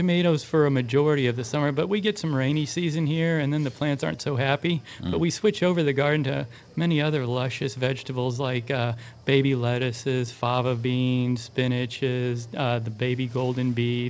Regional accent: Kansas City, United States; also born or lived in Santa Barbara, California; now in Carmel Valley, United States; I'm from Kansas City.

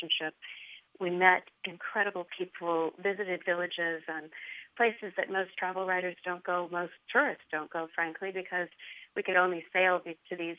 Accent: California, United States; I grew up in California sailing with my parents.

